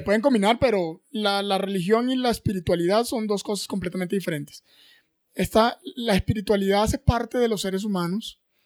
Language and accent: Spanish; Riohacha, La Guajira, Colombia; now in Bogotá, Colombia; en Ribacha, en mi tierra, en La Guajira